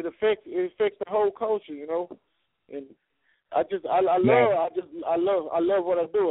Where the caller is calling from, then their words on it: Little Rock, Arkansas, United States; Oh, I'm calling from Arkansas right now, man. Little Rock, Arkansas, man.